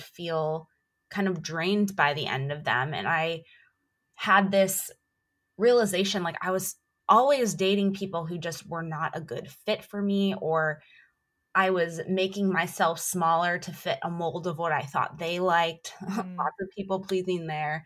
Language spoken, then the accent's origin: English; Buffalo, New York, United States; moved away as an adult; also born or lived in Orlando, Florida / Anaheim, California; I grew up in Buffalo, New York, and I lived in Orlando for most of my adult life